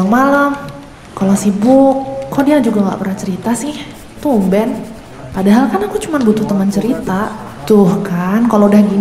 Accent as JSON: {"language": "Indonesian", "region": "Jakarta", "country": "Indonesia", "said": "Saya dari Jakarta pak Udah tiga tahun saya di sini."}